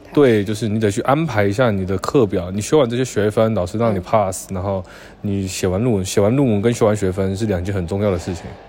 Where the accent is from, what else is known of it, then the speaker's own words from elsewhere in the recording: Changhua, Changhua County, Taiwan; moved away as an adult; also born or lived in Kaohsiung, Taiwan; now in Xi'an, China; 一个在我老家，一个是彰化十大